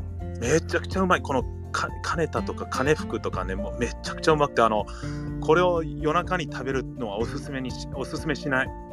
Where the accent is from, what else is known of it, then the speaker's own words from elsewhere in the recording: Gardena, California, United States; 日本語学校の帰りによく行ってたタコベルがあったはず